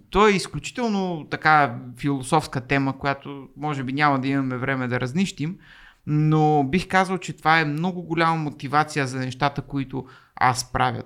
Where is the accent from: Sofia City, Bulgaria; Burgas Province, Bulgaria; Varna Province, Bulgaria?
Varna Province, Bulgaria; Varna; moved away as an adult; now in Sofia, Bulgaria; езиковата гимназия, в която завърших нали, във Варна, първа езикова